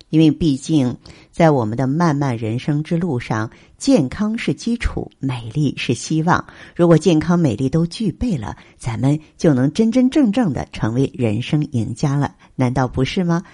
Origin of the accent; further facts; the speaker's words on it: China; 我们中国人